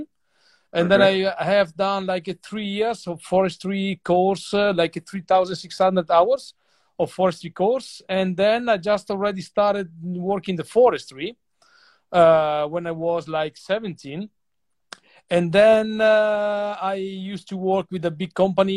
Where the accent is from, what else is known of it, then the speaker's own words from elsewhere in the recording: Grado, Friuli-Venezia Giulia, Italy; English is a second language; I was born in Grado, which is a small island